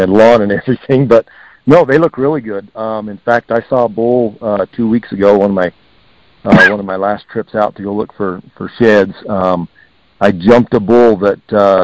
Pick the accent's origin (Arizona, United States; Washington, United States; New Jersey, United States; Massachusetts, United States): Arizona, United States; Heber; growing up in Heber